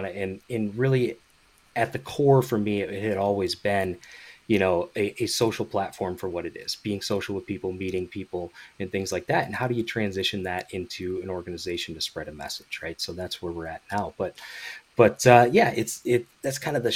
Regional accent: Grand Rapids area, Michigan, United States; moved away; I'm originally from the Midwest, Michigan specifically, Grand Rapids area, Big Rapids, kind of in that area.

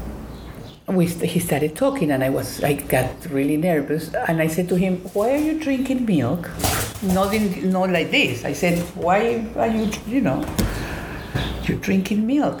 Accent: Colombia; English is a second language; moved away as an adult; also born or lived in Atlanta, Georgia; I'm from Colombia, South America. And I finished high school and I wanted to go to college

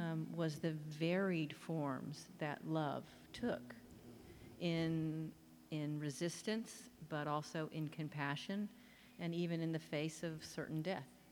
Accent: Oklahoma, United States; moved away; They are the people I grew up with in Oklahoma

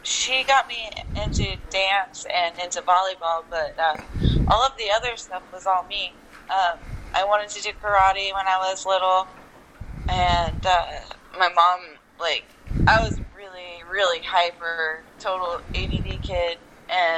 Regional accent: Jacksonville, Florida, United States; also born or lived in North Carolina; I grew up in Jacksonville, Florida

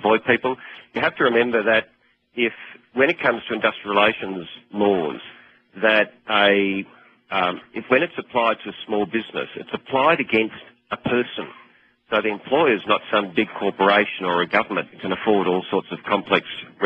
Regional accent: Australia; I'm from Australia

